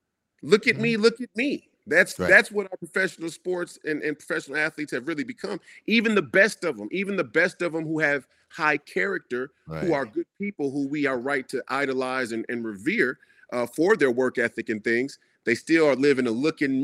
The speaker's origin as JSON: {"language": "English", "region": "Minnesota", "country": "United States", "tie": "born or raised there", "said": "So us here in Minnesota, we got to see Chicago Bulls games"}